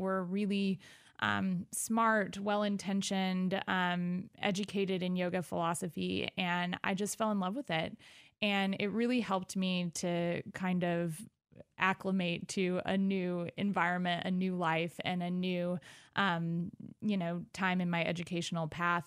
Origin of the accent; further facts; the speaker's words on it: Arthur, Illinois, United States; also born or lived in Evansville, Indiana / Baton Rouge, Louisiana; now in Decatur, United States; I grew up in Arthur, Illinois, um, which is about thirty minutes outside of Decatur